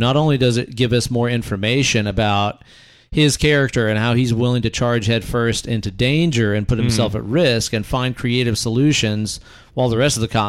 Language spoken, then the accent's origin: English; Netherlands; I'm from Holland.